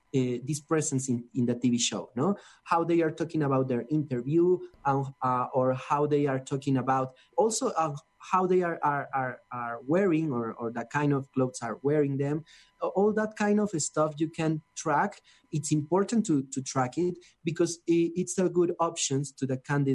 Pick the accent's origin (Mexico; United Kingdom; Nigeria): Mexico; Mexico City; I'm from Mexico City